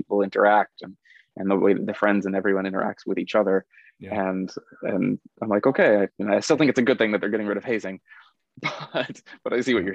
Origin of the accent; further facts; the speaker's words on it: United States; moved away as an adult; now in South Korea; I'm an American